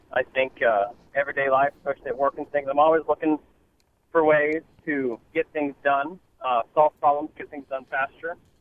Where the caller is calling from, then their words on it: Houston, Texas, United States; I'm calling from Houston, Texas.